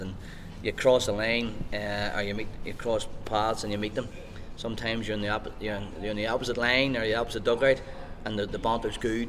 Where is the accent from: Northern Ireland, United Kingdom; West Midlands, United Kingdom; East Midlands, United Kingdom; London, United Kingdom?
Northern Ireland, United Kingdom; Lurgan; also born or lived in Belfast; I grew up in Tignavin